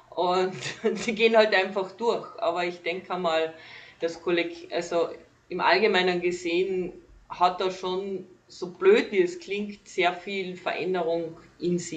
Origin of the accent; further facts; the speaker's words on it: Carinthia, Austria; ich bin gebürtige Kärntnerin, komme aus Kalifornien von Österreich